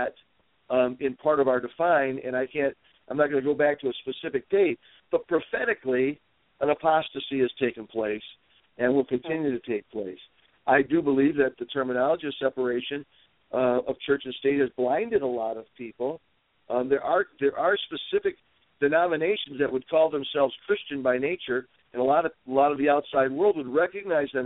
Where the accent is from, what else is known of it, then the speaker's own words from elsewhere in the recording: Dearborn, Michigan, United States; growing up in Dearborn